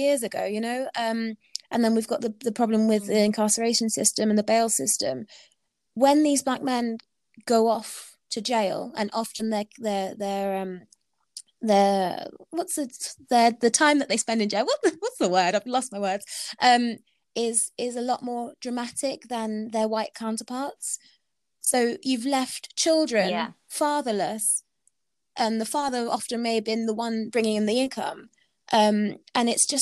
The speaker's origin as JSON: {"language": "English", "country": "United Kingdom", "said": "I'm British"}